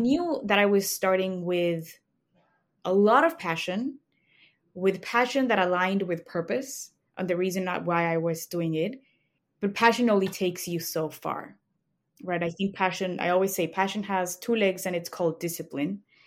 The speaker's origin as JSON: {"language": "English", "region": "Mexico City", "country": "Mexico", "tie": "born or raised there", "moved": "as an adult", "lives_now": "Chicago, United States", "said": "I grew up in Mexico City. That's where my family is, and I moved to Chicago for law school."}